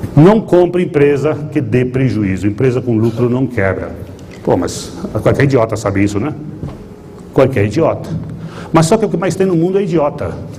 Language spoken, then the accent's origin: Portuguese; Nova Bassano, Rio Grande do Sul, Brazil; accent: gaúcho misturado com italiano; Nova Bassano, que é onde eu nasci